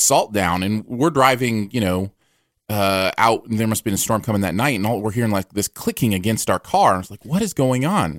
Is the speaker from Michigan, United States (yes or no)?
yes; Michigan, United States; now in Missouri, United States; I grew up in Michigan